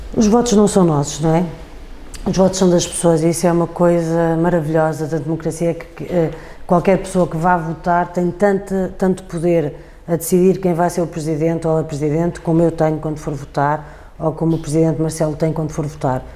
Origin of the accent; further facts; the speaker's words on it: Portugal; sou portuguesa